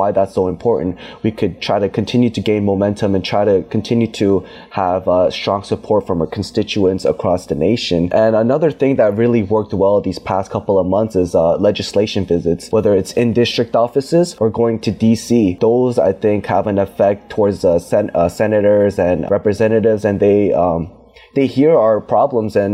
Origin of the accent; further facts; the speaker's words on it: Virginia, United States; I'm from Virginia.